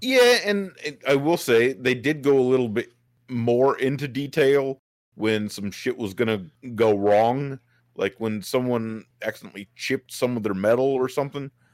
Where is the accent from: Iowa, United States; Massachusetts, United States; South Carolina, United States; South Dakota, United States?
South Dakota, United States; I grew up in South Dakota.